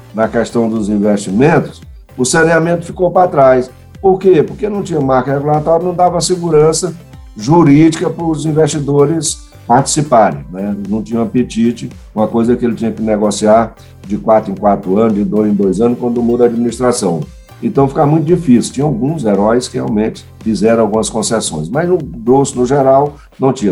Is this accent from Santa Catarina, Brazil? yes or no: no; Maranhão, Brazil; moved away; also born or lived in São Paulo; Eu sou maranhense, sou do Maranhão, mas estudei em São Paulo, né?